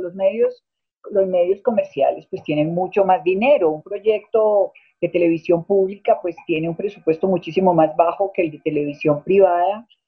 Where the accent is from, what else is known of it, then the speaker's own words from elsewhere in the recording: Colombia; nosotros, los colombianos